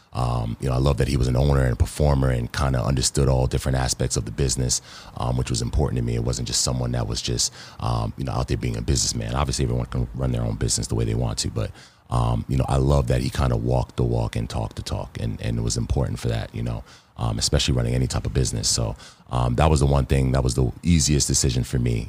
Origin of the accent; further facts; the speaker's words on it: New York City, New York, United States; also born or lived in Baldwin, New York; I'm from Queens.